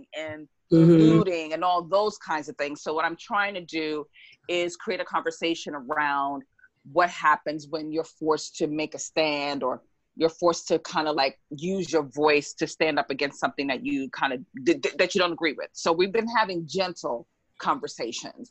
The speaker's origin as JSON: {"language": "English", "town": "New York City", "region": "New York", "country": "United States", "tie": "born or raised there", "moved": "yes", "lives_now": "West Hollywood, United States", "said": "a Black child growing up in Harlem"}